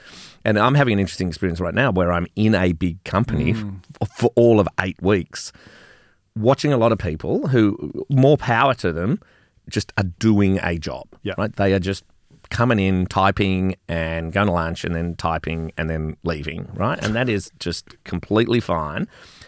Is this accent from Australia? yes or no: yes; Melbourne, Victoria, Australia; Which is a very Melbourne thing, because I grew up in Melbourne.